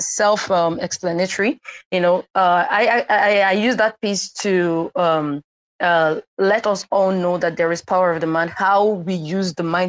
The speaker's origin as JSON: {"language": "English", "country": "Nigeria", "said": "I come from Nigeria, Igbo tribe"}